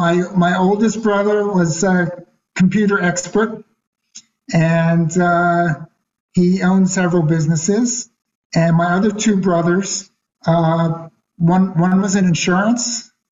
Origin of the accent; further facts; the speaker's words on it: Philadelphia, Pennsylvania, United States; I'm Philadelphia born and raised.